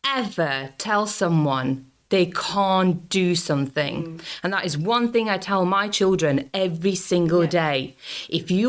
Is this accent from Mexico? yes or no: no; Latvia; accent: combo of English and Latvian; English is a second language; moved away as an adult; also born or lived in United States / Yorkshire / Bradford; now in United Kingdom; I was born in Latvia. I went to school there